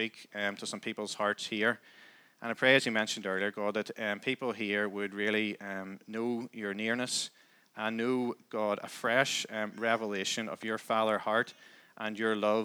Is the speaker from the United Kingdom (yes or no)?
yes; Crossgar, Northern Ireland, United Kingdom; also born or lived in Downpatrick; We live just out the road in Crossgar. So I grew up there, always lived there